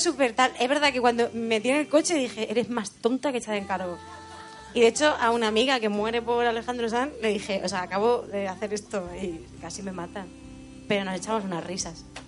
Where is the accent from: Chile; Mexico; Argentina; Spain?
Spain; Letur, Castilla-La Mancha; el pueblo donde yo me he criado. Eso, soy de Albacete, pero criada en un pueblo muy chiquitico de la Sierra del Segura